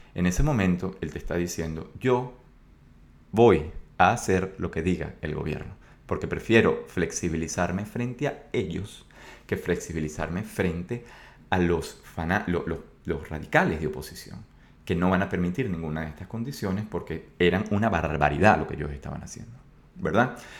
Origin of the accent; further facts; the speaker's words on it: Venezuela; yo soy de Venezuela